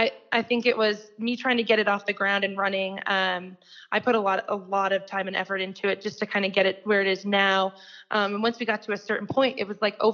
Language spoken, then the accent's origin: English; East Coast, United States; moved away as an adult; also born or lived in Breckenridge, Colorado; now in Denver, United States; We're both originally from the East Coast. Moved out here a little less than 4 years ago.